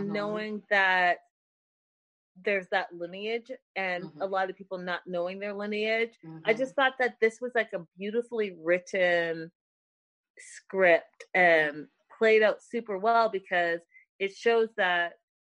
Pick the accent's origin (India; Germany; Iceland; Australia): India; now in United States; me being Indian